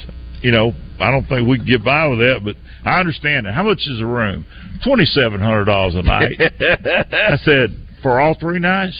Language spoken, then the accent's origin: English; the South, United States; I was poorly and from the South